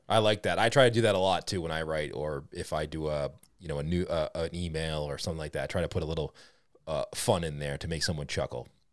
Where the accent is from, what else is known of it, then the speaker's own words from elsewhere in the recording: Boston, Massachusetts, United States; accent: Boston; my Boston accent